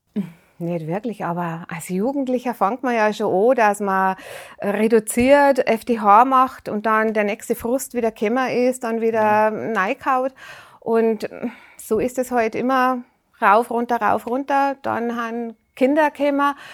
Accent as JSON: {"language": "German", "town": "Rosenheim", "region": "Bavaria", "country": "Germany", "said": "Bayern, Rosenheim. ja, ja, also ich rede jetzt ganz einfach Dialekt"}